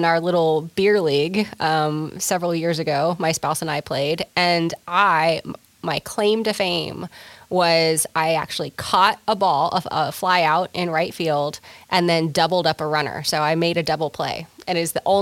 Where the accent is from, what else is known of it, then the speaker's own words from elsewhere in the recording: Texas, United States; I am a Texan